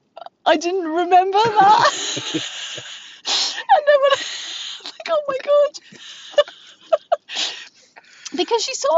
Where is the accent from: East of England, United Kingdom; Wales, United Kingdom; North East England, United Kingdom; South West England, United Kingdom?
South West England, United Kingdom; Bristol; So we're from Bristol.